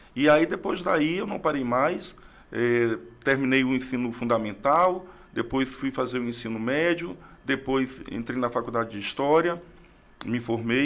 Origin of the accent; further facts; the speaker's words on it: Rio Branco, Acre, Brazil; also born or lived in Tarauacá; Sou acriano, nasci em Tarauacá no ano de 1975. Mas com dois anos vim para Rio Branco com meus pais, com minha família e estou aqui sou acriano, acriano mesmo, nascido em Tarauacá, mas um pouco mais rio-branquense do que tarauacaense.